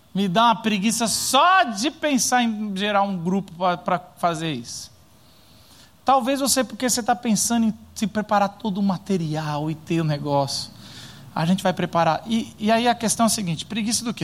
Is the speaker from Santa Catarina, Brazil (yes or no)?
no; Paulista, São Paulo, Brazil; a gente é paulista.